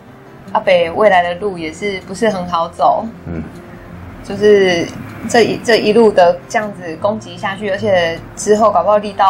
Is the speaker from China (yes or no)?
no; Taiwan; 就是身为台湾人，我会想说，好，不管是讲什么 GDP 啦，什么排名啦，然后有没有什么台湾，就不要只有台积电可以拿出来讲。